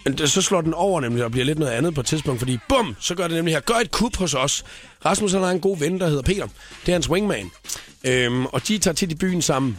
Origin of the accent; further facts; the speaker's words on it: Funen, Southern Denmark, Denmark; jeg kommer fra Fyn